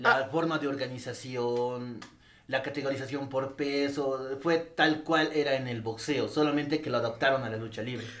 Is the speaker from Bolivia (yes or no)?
yes; Bolivia; acá eh, seguimos mucho la cultura de México